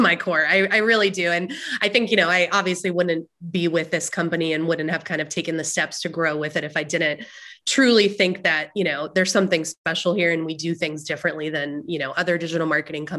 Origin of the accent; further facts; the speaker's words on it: New Jersey, United States; now in Raleigh, United States; I'm originally from New Jersey though. So I've lived in North Carolina for a while. I consider myself a North Carolinian at this point, but loud Jersey girl at heart.